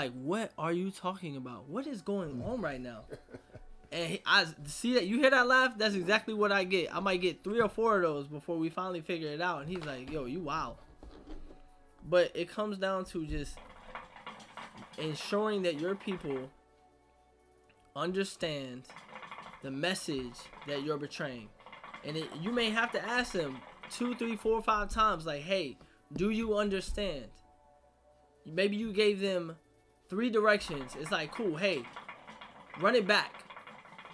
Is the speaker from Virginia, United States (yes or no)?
yes; Virginia, United States; I grew up in Virginia